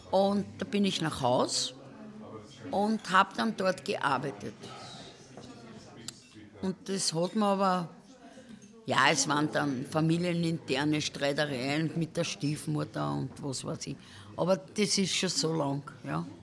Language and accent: German; Cologne, North Rhine-Westphalia, Germany; moved away as an adult; now in Austria; Naja, und dann bin ich da gekommen und habe als Kölnerin gearbeitet